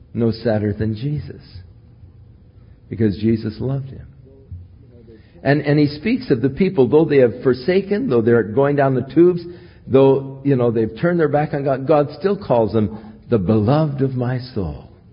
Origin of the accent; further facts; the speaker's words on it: United States; I was from the United States